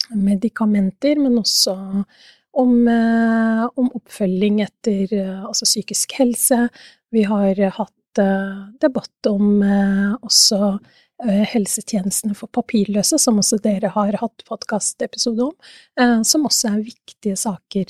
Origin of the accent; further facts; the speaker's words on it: Oslo, Norway; jeg er fra Oslo